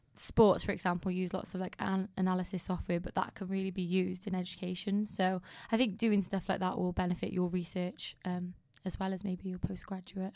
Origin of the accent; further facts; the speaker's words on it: United Kingdom; being British